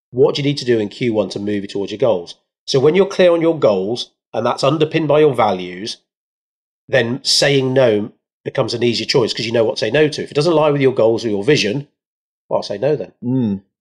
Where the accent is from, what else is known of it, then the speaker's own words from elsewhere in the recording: India; are you assuming I should know about rice because I'm Indian, Joel?